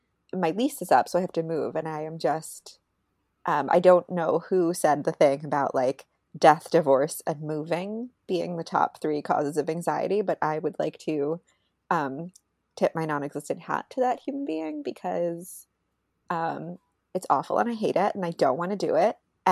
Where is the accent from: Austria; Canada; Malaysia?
Canada; I'm from Canada.